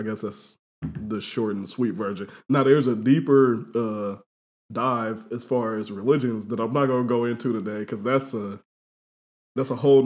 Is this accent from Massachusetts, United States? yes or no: no; Indianapolis, Indiana, United States; also born or lived in Fort Wayne, Indiana; So me and him first moved to Indianapolis around the same time. He came here from L.A. I came here from Fort Wayne. We both came in sixth grade